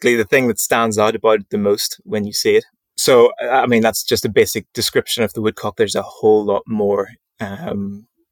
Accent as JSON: {"language": "English", "region": "Northern Ireland", "country": "United Kingdom", "tie": "born or raised there", "said": "near my home where I grew up in Northern Ireland, near to Loch Ness"}